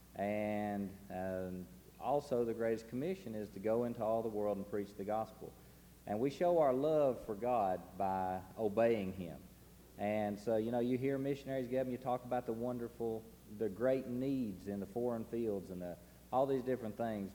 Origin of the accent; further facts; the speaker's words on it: Chattanooga, Tennessee, United States; We're from Chattanooga